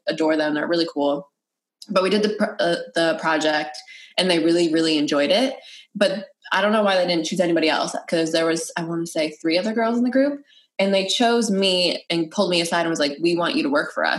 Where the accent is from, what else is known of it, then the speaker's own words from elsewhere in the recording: Connecticut, United States; moved away as an adult; also born or lived in New Jersey; I moved to New Jersey after. I'm from Connecticut.